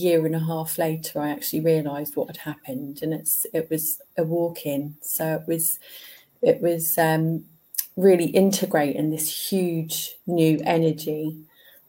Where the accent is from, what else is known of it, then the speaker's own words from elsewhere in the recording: Ipswich, East of England, United Kingdom; I was born in Ipswich in Suffolk. Yeah. In East Anglia.